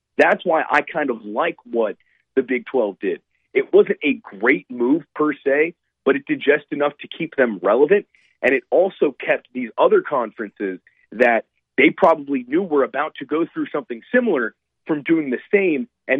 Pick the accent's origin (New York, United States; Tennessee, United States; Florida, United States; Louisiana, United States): Florida, United States; Miami; I'm from Miami, I'm in Miami